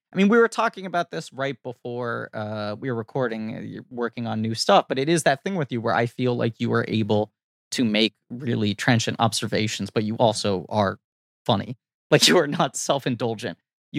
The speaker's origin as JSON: {"language": "English", "town": "New York City", "region": "New York", "country": "United States", "said": "I'm a New Yorker"}